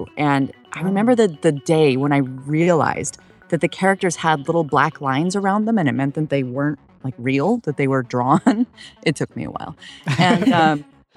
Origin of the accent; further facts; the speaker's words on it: Idaho, United States; now in Los Angeles, United States; I grew up in Idaho